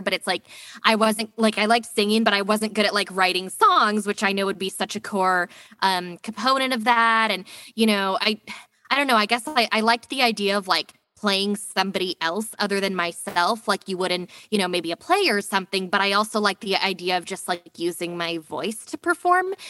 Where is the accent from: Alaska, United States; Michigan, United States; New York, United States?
Alaska, United States; I grew up in Alaska